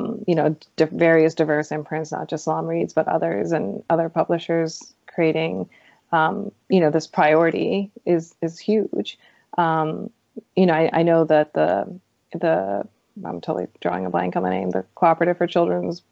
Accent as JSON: {"language": "English", "country": "United States", "said": "I'm a Pakistani American"}